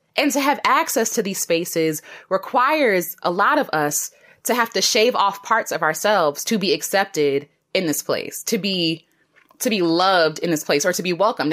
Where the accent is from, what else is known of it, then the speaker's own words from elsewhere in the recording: United States; I'm an American black woman